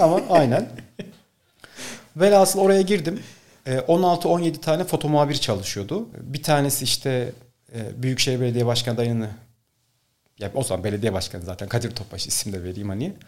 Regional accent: Ankara, Turkey; moved away as an adult; also born or lived in Bolu; Ankara'da doğdum, Ankara'da büyüdüm ama sonrasında üniversite için Bolu'ya gittim.

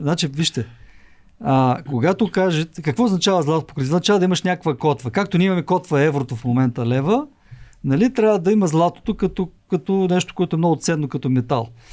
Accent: Svishtov, Veliko Tarnovo Province, Bulgaria; moved away; аз самия съм роден от провинцията и моят, град, моят роден град Свищов

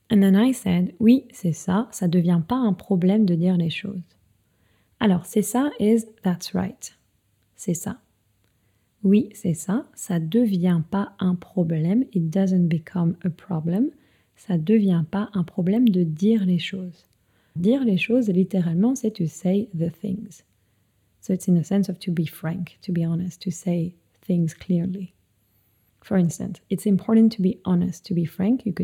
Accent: France; c'est un peu le truc dont on est fier en tant que Français

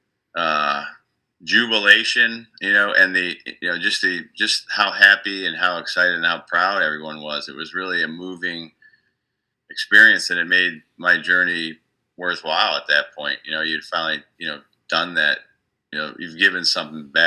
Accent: Clarks Summit, Pennsylvania, United States; moved away as an adult; also born or lived in Lusby, Maryland; I'm originally from a place called Clark Summit, Pennsylvania.

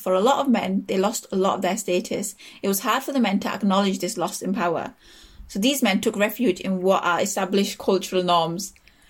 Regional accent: United Kingdom; as a British Asian, I can't wear

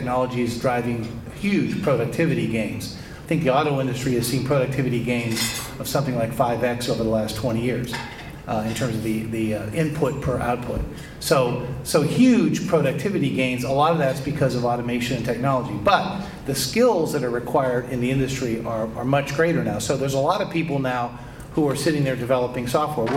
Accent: Youngstown, Ohio, United States; I grew up in Youngstown, Ohio

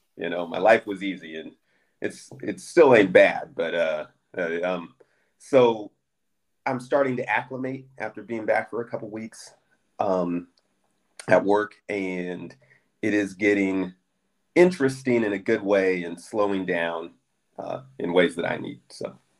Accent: Southern California, United States; I'm a Californian. Right. I was born in Southern California. I live right outside of Oakland, California right now

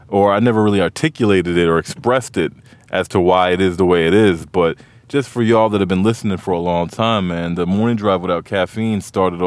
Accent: Montgomery County, Maryland, United States; Growing up where I grew up in Montgomery County, it felt like D.C. is our city

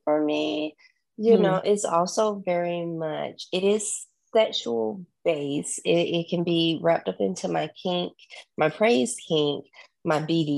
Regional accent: Southern, United States; accent: Southern; my Southern accent came out

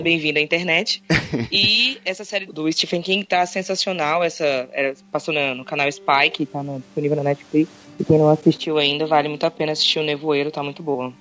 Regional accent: Linhares, Espírito Santo, Brazil; eu sou de Linhares, aqui no Espírito Santo

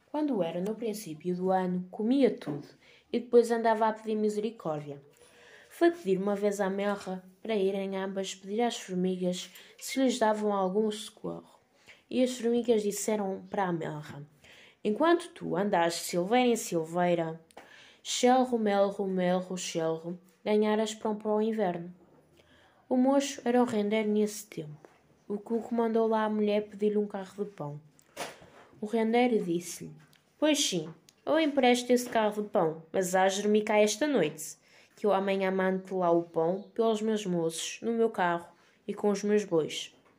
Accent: Portugal; also born or lived in Vila Verde; sou portuguesa

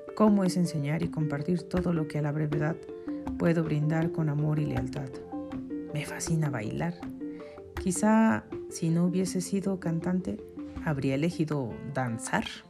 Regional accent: Mexico City, Mexico; Nací en la Ciudad de México, un 22 de marzo de 1980.

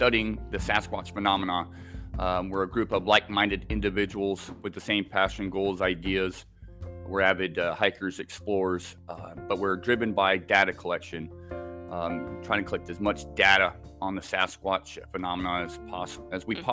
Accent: Islay, Scotland, United Kingdom; also born or lived in Southern California / Oregon; now in Washington State, United States; I was born in Scotland, actually. I lived on an island off the west coast of Scotland

